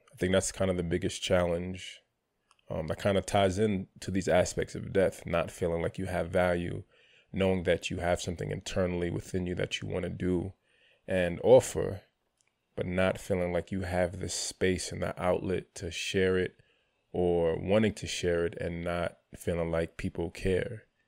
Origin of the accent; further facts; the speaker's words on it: New York City, New York, United States; moved away as an adult; also born or lived in Palm Bay, Florida; I grew up in New York City.